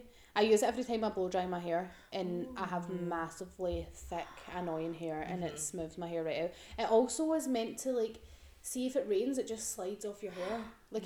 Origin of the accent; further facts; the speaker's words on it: Scotland, United Kingdom; This is when I hate being Scottish.